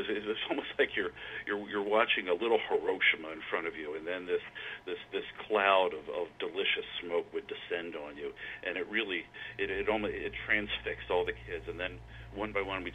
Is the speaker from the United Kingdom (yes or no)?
no; Philadelphia, Pennsylvania, United States; I was born in Philadelphia, grew up just outside of Philadelphia, and lived there most of my life